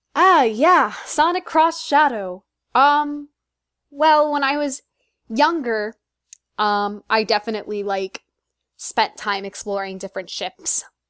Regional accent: Chicago, Illinois, United States; now in Philadelphia, United States; I had the chance to go to Chicago, and it was in my hometown

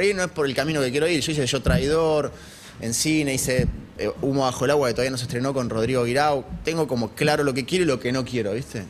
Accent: Argentina; si bien era chico, como cualquier argentino

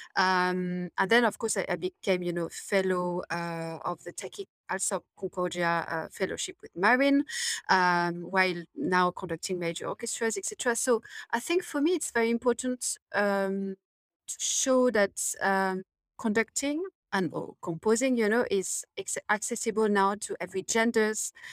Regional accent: Paris, Île-de-France, France; now in London, United Kingdom; I'm from Paris, I, I, I was, you know, raised in, in a city

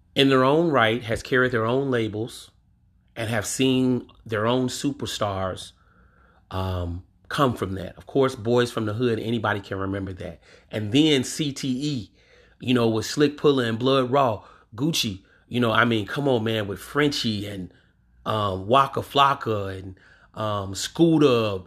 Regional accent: Louisiana, United States; from my home state, Louisiana

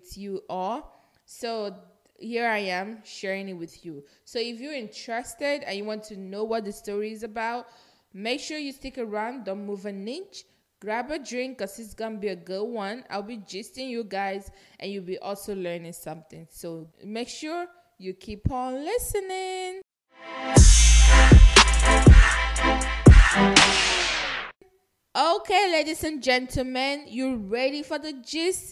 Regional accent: Nigeria; moved away; I'm Nigerian. If you're listening to this podcast long enough, you should know I'm Nigerian, because I am proud Nigerian too. I'm proud of my origin

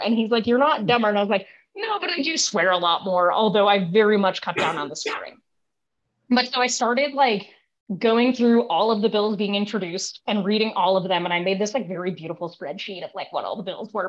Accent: Connecticut, United States; moved away as an adult; now in Providence, United States; I actually grew up in Connecticut

